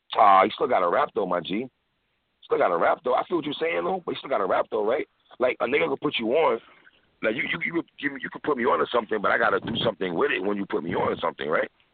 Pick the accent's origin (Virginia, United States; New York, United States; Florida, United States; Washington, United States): New York, United States; New York City; I'm from New York City